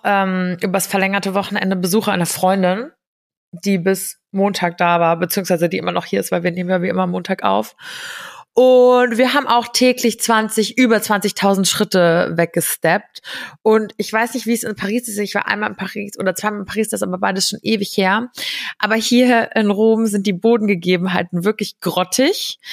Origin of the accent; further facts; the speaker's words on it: Giessen, Hesse, Germany; moved away as an adult; now in Rome, Italy; meine Heimatstadt, also Gießen